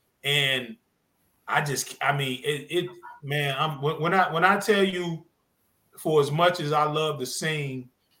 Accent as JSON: {"language": "English", "region": "North Carolina", "country": "United States", "tie": "born or raised there", "said": "I'm from the South, born and raised from the South"}